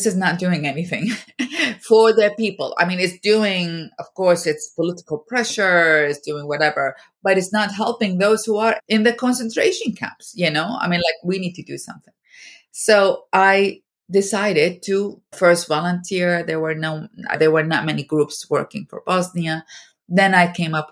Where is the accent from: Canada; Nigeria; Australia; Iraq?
Iraq; moved away as an adult; now in United States; I am from Iraq